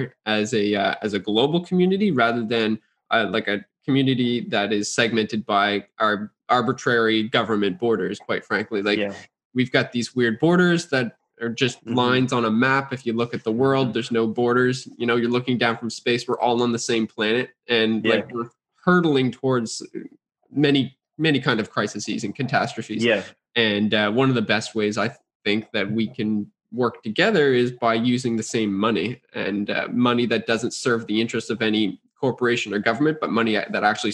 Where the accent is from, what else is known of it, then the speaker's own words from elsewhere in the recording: Canada; I'm a Canadian